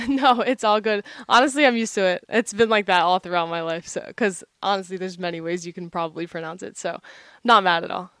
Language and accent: English; Sewell, New Jersey, United States; moved away as an adult; now in New Hampshire, United States; I'm from Sewell, New Jersey.